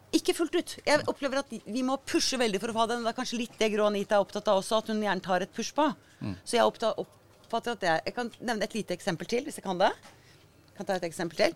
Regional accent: Agder, Norway; moved away as an adult; also born or lived in Oslo; jeg flytta jo fra Agder for 40 år siden

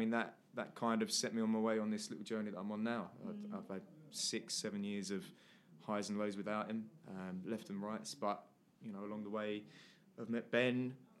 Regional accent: Essex, East of England, United Kingdom; I'm 28 years old. I'm 28. I am from Essex. It's where I was born and bred. I lived with my mum and my brother and my dad for many years happily.

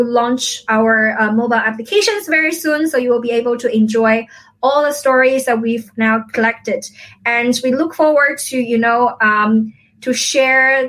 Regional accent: a village near Xiamen, Fujian, China; moved away; my hometown, it's not Xiamen, actually, it's my village.

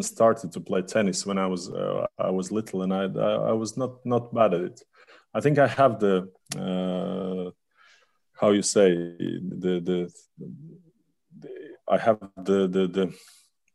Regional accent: Latvia

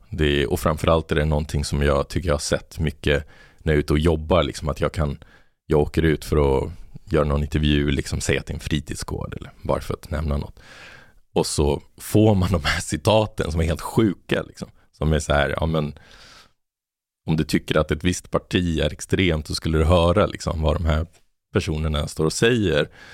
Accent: Botkyrka, Stockholm County, Sweden; moved away as an adult; also born or lived in Argentina / Malmö; där jag växte upp i Botkyrka

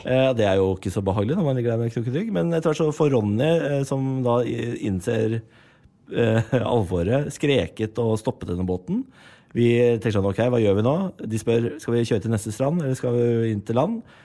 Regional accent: Moss, Østfold, Norway; Jeg er fra Moss

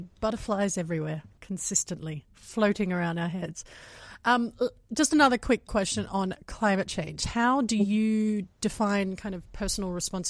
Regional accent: Australia; I'm Australian, so it was heartbreaking for me to watch my country burn

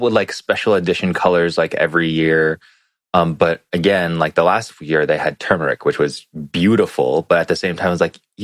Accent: Hong Kong; now in America; I was raised in Hong Kong, we're just used to calling it Chinese New Year as CNY.

